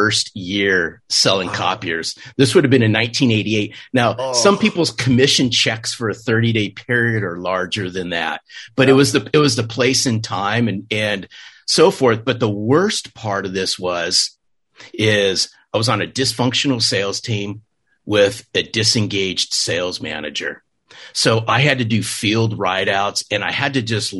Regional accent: Southern California, United States; I grew up in Southern California

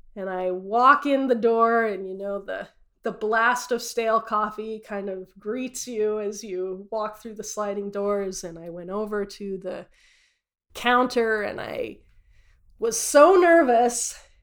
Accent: Utah, United States; I grew up in Utah as a devout Mormon, born and raised uh, in Utah

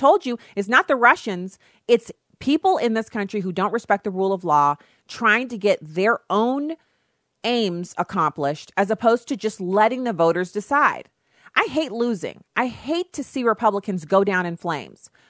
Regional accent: Germany; now in United States; I know it sounds weird for me to say it's so much fun to live in the United States, but I grew up in Germany. And so I love Germany. It's a beautiful country. It was a wonderful place to grow up.

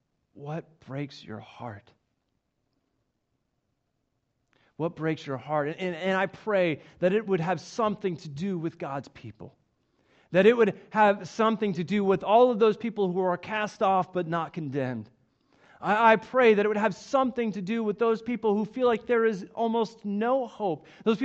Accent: Coweta, Oklahoma, United States; As some of you might know, I am from Oklahoma. I actually grew up in Coweta, it's just southeast of Tulsa, and it's actually where I met my wife, Melissa, and it was a really great place to grow up.

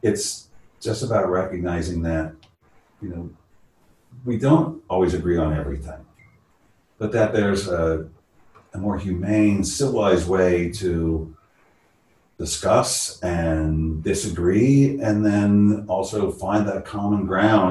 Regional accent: San Francisco, California, United States; born and raised in San Francisco

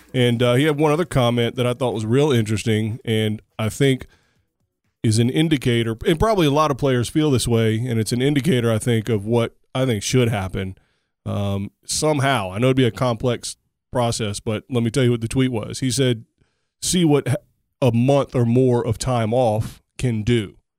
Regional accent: United States; I'm an American

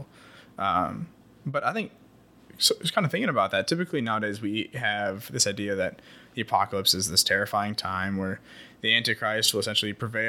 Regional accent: Iowa, United States; where I grew up in Iowa

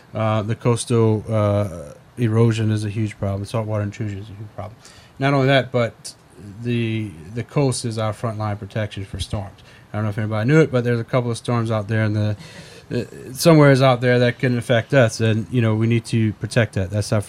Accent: Louisiana, United States; You know, growing up, you know, in South Louisiana, everybody eats.

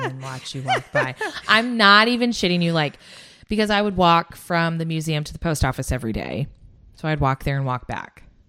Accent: United States; I'm American

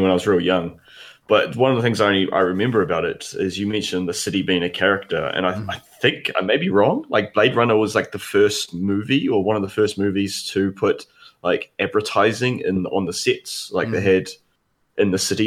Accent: Wellington, New Zealand; now in Australia; our hometown, Wellington

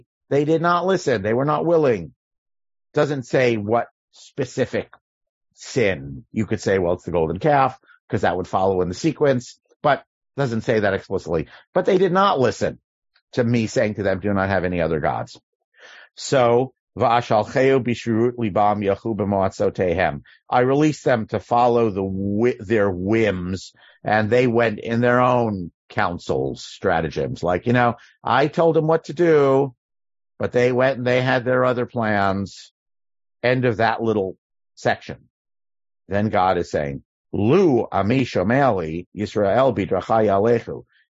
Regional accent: New York, United States; now in California, United States; I grew up in New York

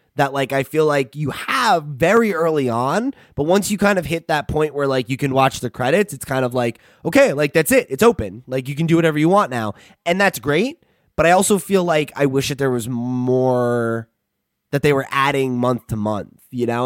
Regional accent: United States

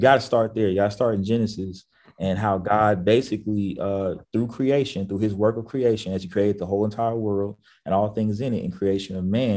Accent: Houston, Texas, United States; moved away as an adult; now in Dallas, United States; I grew up in Houston. And so I've been in Houston my whole life since I was pretty much 2 years old. And so I'm a Houstonian

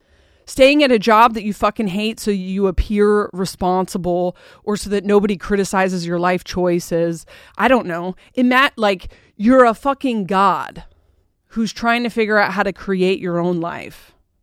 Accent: Delaware, United States; also born or lived in Portland; I spent most of my life hating that I was like this because I grew up in Portland and Delaware

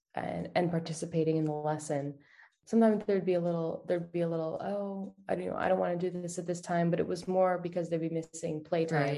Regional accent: Columbia, Maryland, United States; moved away as an adult; also born or lived in Washington, D.C. / Colorado / New York City / Alaska; now in Germany; I grew up in Columbia, Maryland, and lived there for a really big portion of my life, probably until I was 22.

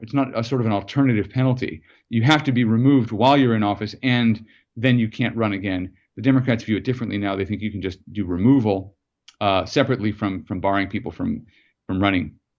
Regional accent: United States; as an American

